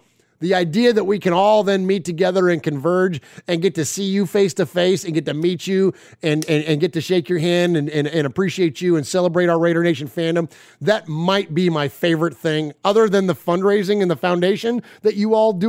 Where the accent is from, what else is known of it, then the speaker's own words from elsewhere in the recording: California, United States; also born or lived in Middle Tennessee; now in Nashville, United States; So we're all originally from California, but we've relocated to Middle Tennessee. We live just outside of Nashville.